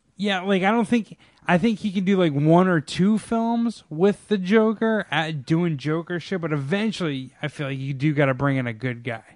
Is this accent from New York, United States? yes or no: yes; Lake George, New York, United States; also born or lived in Saratoga; I'm from Saratoga, I'm from Lake George